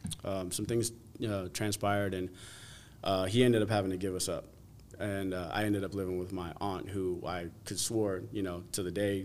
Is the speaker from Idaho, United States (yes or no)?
no; New Jersey, United States; also born or lived in Las Vegas; went to New Jersey, and spent most of what I call, so I say I'm from Jersey because I recollect most of my youth, most of my upbringing, most of my growing up and maturing